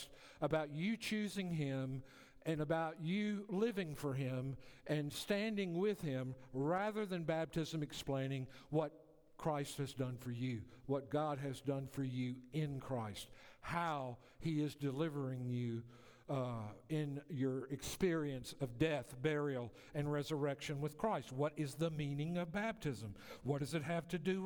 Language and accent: English; the South, United States; I grew up in the South